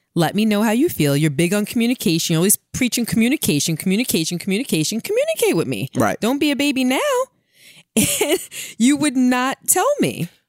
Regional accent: New York City, New York, United States; I'm from Brooklyn

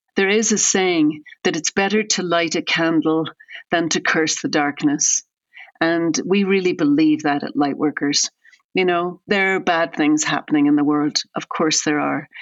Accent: Ireland; now in United States; I'm originally from Ireland, and I've lived in America for a very long time

